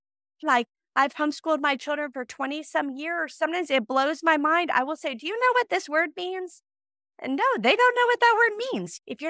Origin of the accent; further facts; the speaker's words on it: Midwest, United States; I grew up in America. I grew up in the Midwest.